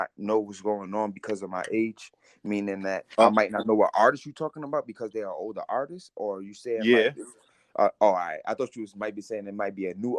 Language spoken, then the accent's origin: English; New York City, New York, United States; also born or lived in Bronx, New York; I'm from Harlem, but I lived in a Bronx street.